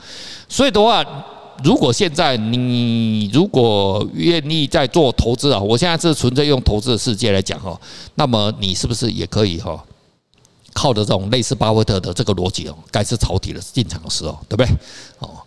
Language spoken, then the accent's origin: Chinese; Taiwan; 我们台湾话